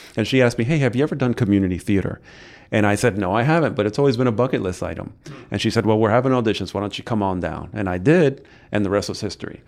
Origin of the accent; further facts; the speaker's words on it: New York City, New York, United States; moved away as an adult; now in Brevard County, United States; I come from New York City, uh, moved into the area about twenty, almost, goodness, it's going fast, about almost nineteen years ago.